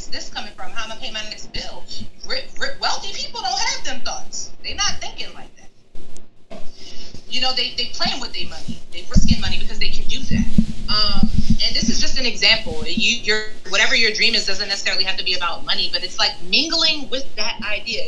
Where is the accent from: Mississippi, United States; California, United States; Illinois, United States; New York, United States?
New York, United States; moved away as an adult; now in Ohio, United States; I'm from New York